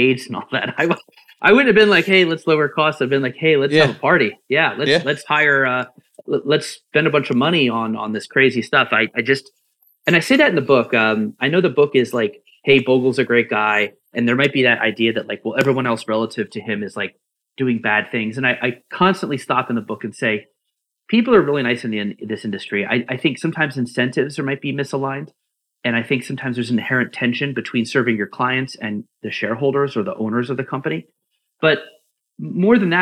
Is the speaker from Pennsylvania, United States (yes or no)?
yes; Philadelphia, Pennsylvania, United States; I'm from Philly.